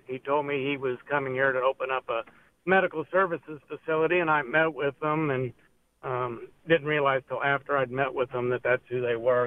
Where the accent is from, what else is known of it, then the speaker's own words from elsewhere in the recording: Carbondale, Illinois, United States; my hometown, um, of Carbondale, down in southern Illinois